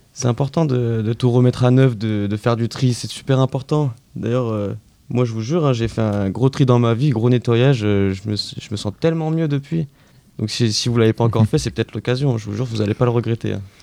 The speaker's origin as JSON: {"language": "French", "town": "Lyon", "region": "Auvergne-Rhône-Alpes", "country": "France", "moved": "yes", "lives_now": "Paris, France", "said": "je viens de Lyon"}